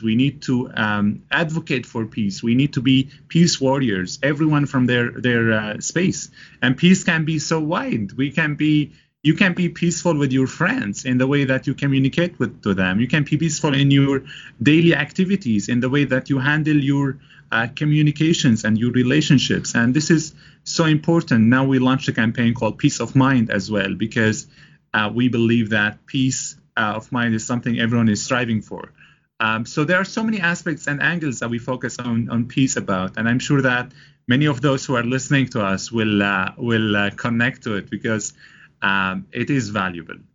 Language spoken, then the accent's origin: English; Damascus, Damascus Governorate, Syria; moved away as an adult; now in Canada; I'm originally from Damascus, uh, Syria.